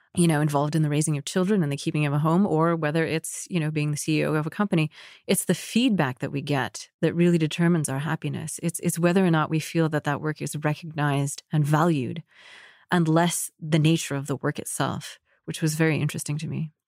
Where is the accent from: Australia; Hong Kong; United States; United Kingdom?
United States; also born or lived in Egypt; as American Muslims